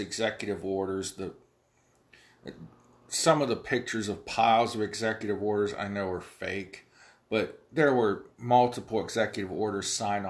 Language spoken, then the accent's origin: English; United States; I'm an American